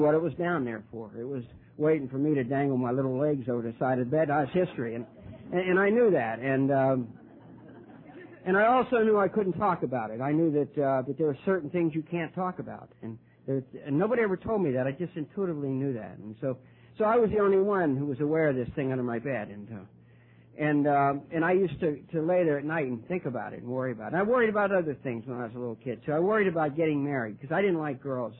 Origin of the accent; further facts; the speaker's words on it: Ohio, United States; now in Wilmington, United States; I, was actually born in Ohio, birthplace of Alcoholics Anonymous uh, and the Wright brothers